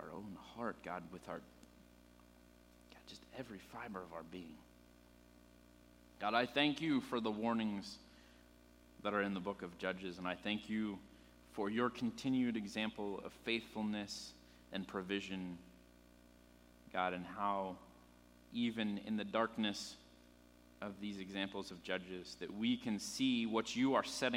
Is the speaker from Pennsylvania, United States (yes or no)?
yes; Pennsylvania, United States; moved away; I'm from Pennsylvania originally. I grew up there.